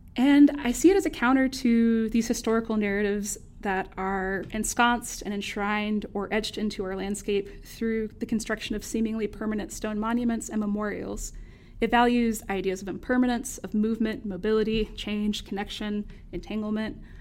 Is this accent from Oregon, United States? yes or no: no; North Carolina, United States; accent: Southern; also born or lived in Winston-Salem, North Carolina; growing up in the Southern U S